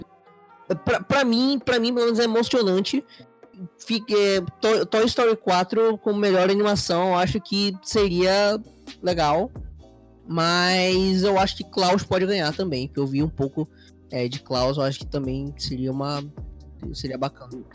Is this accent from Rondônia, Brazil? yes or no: no; Manaus, Amazonas, Brazil; aqui em Manaus